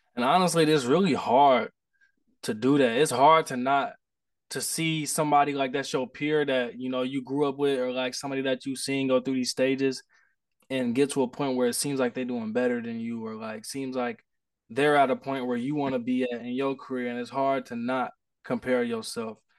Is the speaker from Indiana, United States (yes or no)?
yes; Indianapolis, Indiana, United States; I'm from Indianapolis, Indiana